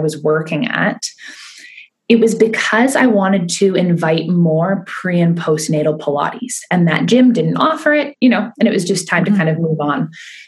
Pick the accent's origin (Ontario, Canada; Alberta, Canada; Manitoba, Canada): Ontario, Canada; Keswick; I started running classes in Keswick because I felt more comfortable. That was my hometown.